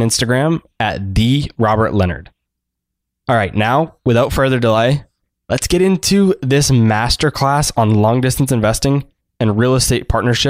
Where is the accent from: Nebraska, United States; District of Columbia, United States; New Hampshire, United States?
New Hampshire, United States; Manchester; I'm from the Manchester area like you